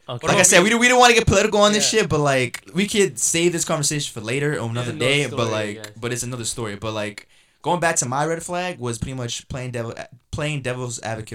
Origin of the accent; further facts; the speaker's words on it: New York City, New York, United States; I was raised in Jamaica, Queens, right?